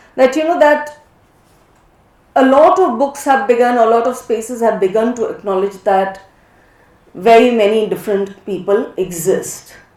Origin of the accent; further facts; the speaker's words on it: Rajasthan, India; I grew up a lot in Western India, mainly Rajasthan